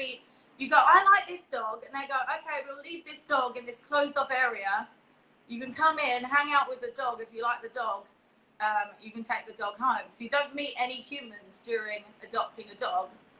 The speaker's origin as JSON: {"language": "English", "region": "London", "country": "United Kingdom", "tie": "born or raised there", "also_born_or_lived": "East Hollywood, Los Angeles", "moved": "as an adult", "lives_now": "Los Angeles, United States", "said": "I'm from East London. I'm in East Hollywood"}